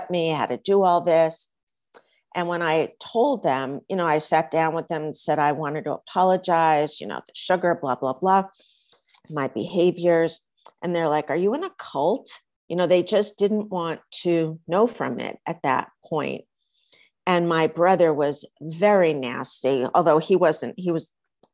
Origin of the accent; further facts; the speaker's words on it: East Coast, United States; now in Los Angeles, United States; I grew up on the East Coast, even though I live in Los Angeles